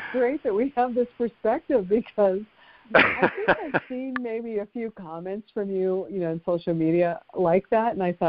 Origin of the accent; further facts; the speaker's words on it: New Mexico, United States; moved away; also born or lived in Wyoming; I'm from New Mexico.